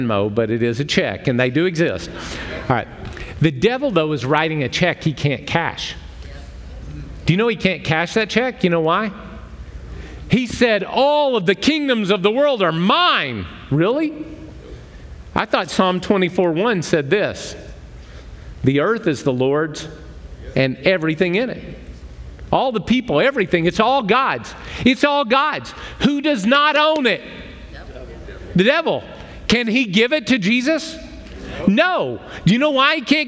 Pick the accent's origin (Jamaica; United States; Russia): United States; I'm an American.